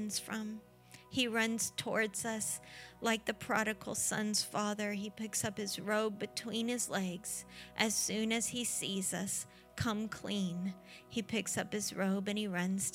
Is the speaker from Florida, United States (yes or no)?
yes; Florida, United States; we're from Florida